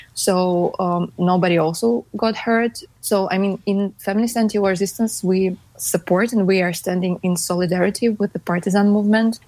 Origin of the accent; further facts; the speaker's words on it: Saint Petersburg, Russia; I'm from St. Petersburg, Russia.